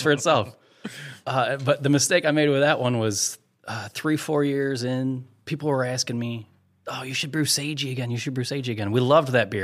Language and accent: English; United States; I'm American